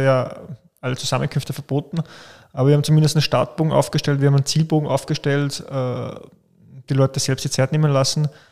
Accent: Austria; bei uns in Österreich

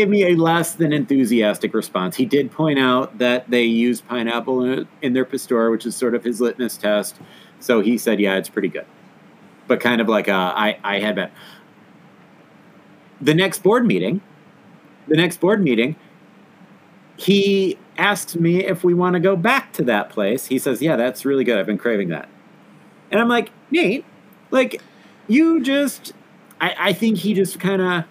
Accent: Midwest, United States; I'm from the Midwest

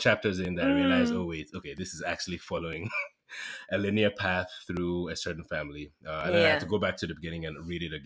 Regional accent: Nigeria; I am a Nigerian, currently a project manager.

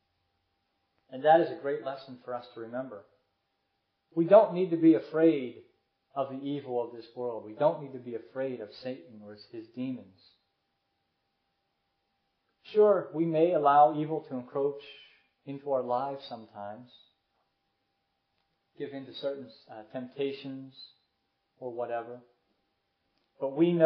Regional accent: United States

